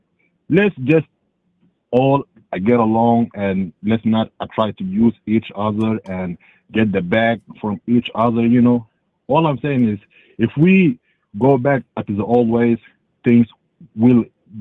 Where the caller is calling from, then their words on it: Atlanta, Georgia, United States; I'm calling from Atlanta, Georgia, even though I am African.